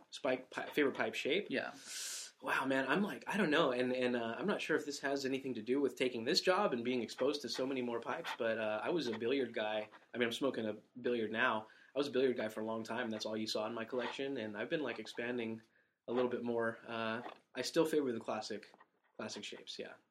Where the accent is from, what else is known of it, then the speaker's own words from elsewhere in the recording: San Diego, California, United States; moved away as an adult; I was born and raised in San Diego, California